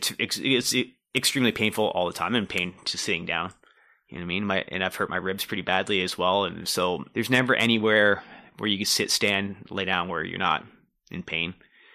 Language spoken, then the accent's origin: English; Durham Region, Ontario, Canada; also born or lived in Newmarket, Ontario / Oshawa, Ontario; I grew up in Durham region.